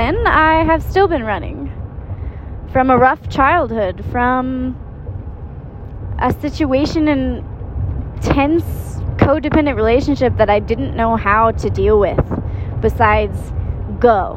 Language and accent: English; southeast rural Missouri, United States; moved away as an adult; I come from a small town in southeast rural Missouri